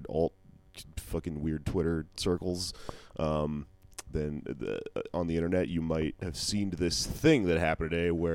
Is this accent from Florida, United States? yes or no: no; Texas, United States; I'm from Texas